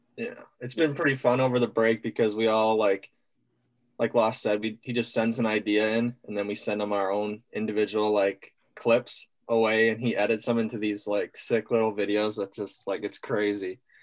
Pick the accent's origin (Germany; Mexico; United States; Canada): Canada; Winnipeg, Manitoba; I'm from Winnipeg, Manitoba.